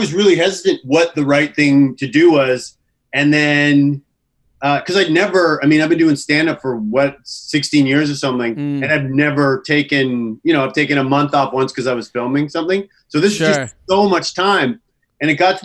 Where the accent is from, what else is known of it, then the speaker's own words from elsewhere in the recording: Canada; moved away as an adult; also born or lived in Vancouver; now in United States; I'm Canadian, but then I'm also kind of American